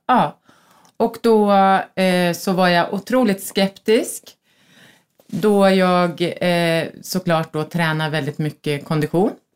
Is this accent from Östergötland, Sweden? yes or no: yes; Norrköping, Östergötland, Sweden; also born or lived in Söderköping; now in Stockholm, Sweden; flyttade till Stockholm för tjugofem år sedan, tror jag, snart. Kommer från Norrköping och Söderköping, vilket hörs på min härliga dialekt